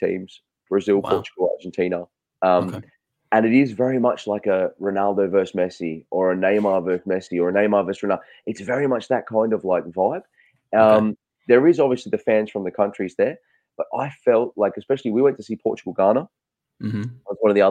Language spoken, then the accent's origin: English; Australia; I'm Australian